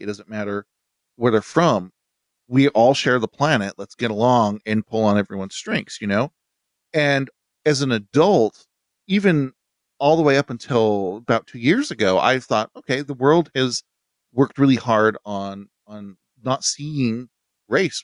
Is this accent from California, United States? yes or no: no; Utah, United States; I grew up in Utah